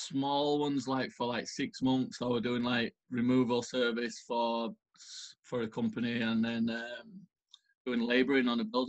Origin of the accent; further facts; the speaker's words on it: Pontefract, Yorkshire and the Humber, United Kingdom; It's like an old coal mining village. Not a village, a town, sorry.